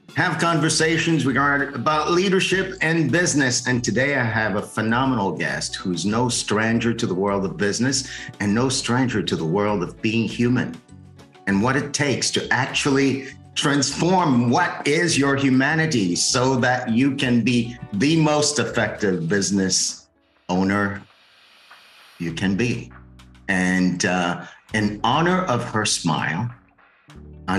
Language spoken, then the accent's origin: English; Haiti; moved away; She's a fellow Haitian